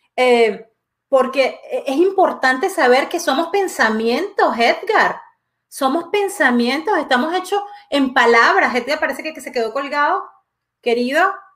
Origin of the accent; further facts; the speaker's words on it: Venezuela; moved away as an adult; now in Quebec, Canada; yo nací en Venezuela y, evidentemente eh, viví 29 años de mi vida en Venezuela